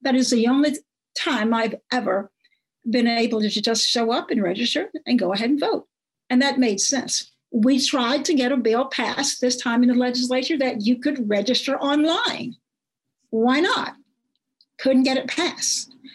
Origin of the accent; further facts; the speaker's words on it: Nevada County, Arkansas, United States; I grew up in Nevada County, a lot of people in Nevada County work at the Tysons. That's um, up in Hope